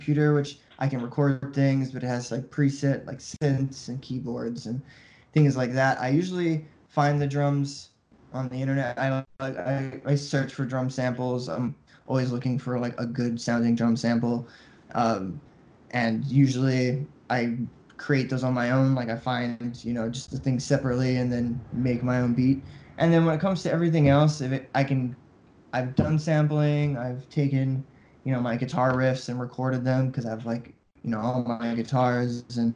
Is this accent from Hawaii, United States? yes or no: yes; Hawaii, United States; also born or lived in New York; I'm from Hawaii